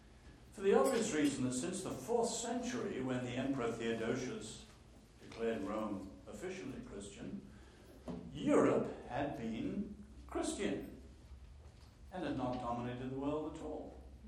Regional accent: north central China, China; born there; also born or lived in Nanking; I was born in China. I was born in North Central China, one of the ancient imperial capitals, and after World War II, my family moved to Nanking.

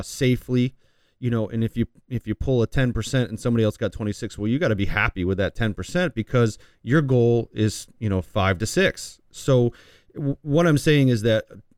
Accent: New York, United States; I grew up near Canada, you know, on the border in New York

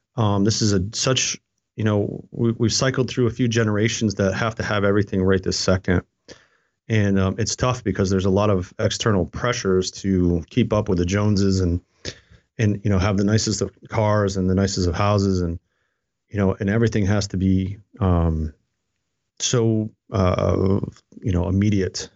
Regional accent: upstate New York, United States; now in Fredericksburg, United States; I grew up in a very, very small town, and it was a mill town

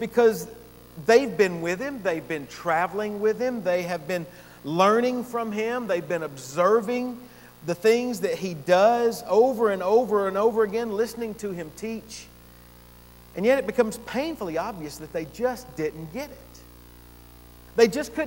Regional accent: Gainesville, United States; I had moved back to my hometown up in Gainesville

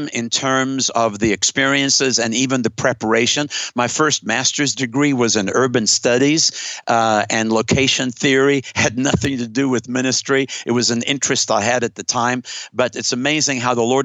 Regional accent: South Africa; moved away as an adult; now in United States; was born and raised in South Africa

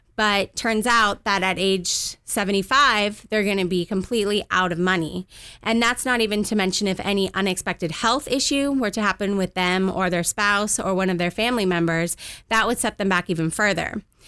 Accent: Southern California, United States; also born or lived in Washington, D.C.; I moved out to Southern California when I was two years old with my parents

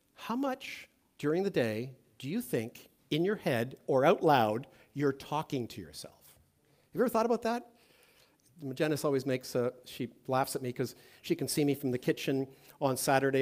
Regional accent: Toronto, Ontario, Canada; I'm from Toronto

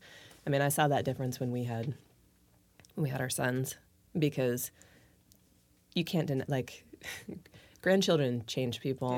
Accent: Gig Harbor, Washington, United States; we grew up together in Gig Harbor

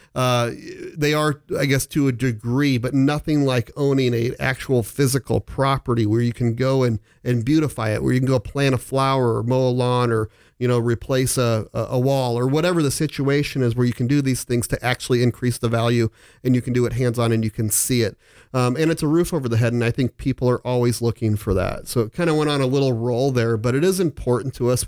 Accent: Omaha, Nebraska, United States; also born or lived in Phoenix; I'm back in Omaha. I'm born and raised here

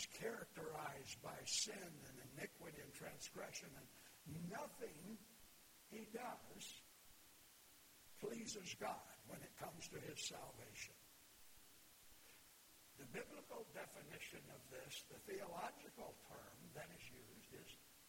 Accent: Flint, Michigan, United States; I grew up in Flint.

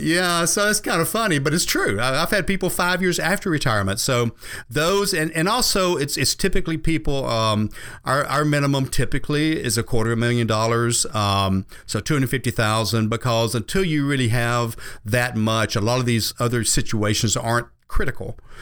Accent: the South, United States; I grew up here in the South

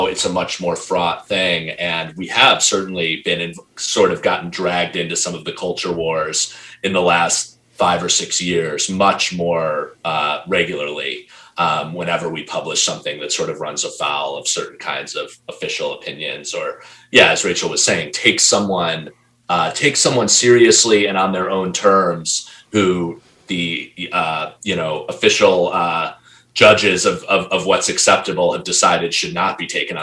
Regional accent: United States

